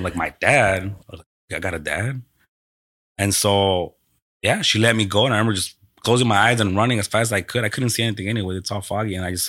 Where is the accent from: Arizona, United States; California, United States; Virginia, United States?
California, United States; Costa Mesa; also born or lived in Mexico / Rosemead / Watts; I grew up in Costa Mesa. Costa Mesa from the age of, I don't even know what age, but I was in first grade, whatever age you're at for in first grade. So I moved there from... Rosemead.